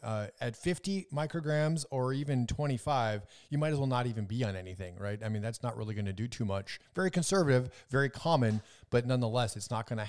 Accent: Minnesota, United States; I'm originally from Minnesota, Wisconsin area, and 40 degrees in the wintertime is, there wouldn't be any snow.

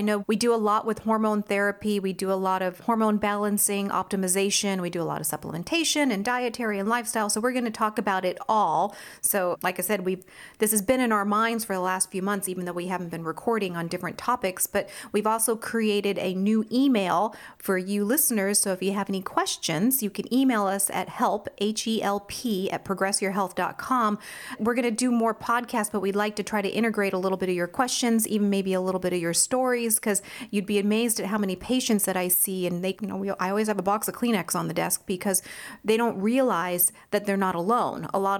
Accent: Washington, United States; And, you know, I grew up in Washington. Like I said, my family's here.

